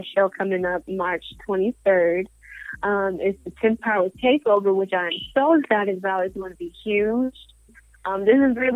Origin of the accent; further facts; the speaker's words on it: Colorado Springs, Colorado, United States; now in Georgia, United States; me growing up in Colorado Springs